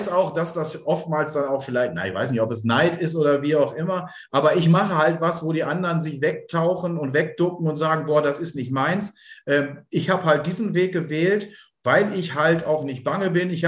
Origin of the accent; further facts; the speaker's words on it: Bielefeld, North Rhine-Westphalia, Germany; ich bin halt ein Bielefelder Kind